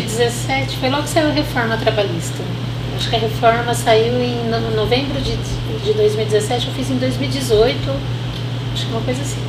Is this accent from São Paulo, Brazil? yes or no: yes; Monte Alto, São Paulo, Brazil; sou nascida em Monte Alto